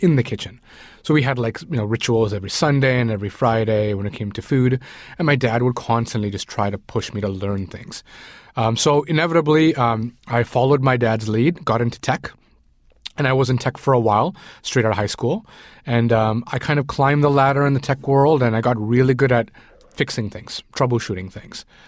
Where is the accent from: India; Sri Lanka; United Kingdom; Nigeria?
Sri Lanka; moved away; I grew up in Sri Lanka. I was born in Sri Lanka